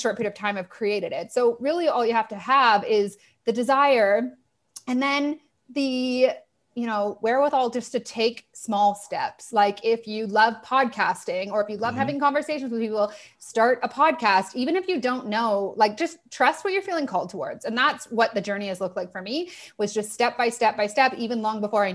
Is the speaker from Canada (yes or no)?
yes; Toronto, Ontario, Canada; moved away as an adult; also born or lived in Australia; I'm from Toronto